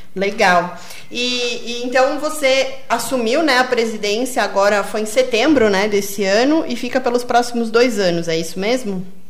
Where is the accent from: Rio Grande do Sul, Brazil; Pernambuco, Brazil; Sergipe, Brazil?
Rio Grande do Sul, Brazil; Porto Alegre; moved away as an adult; now in Encruzilhada do Sul, Brazil; eu sou de Porto Alegre e, estou aqui já há alguns anos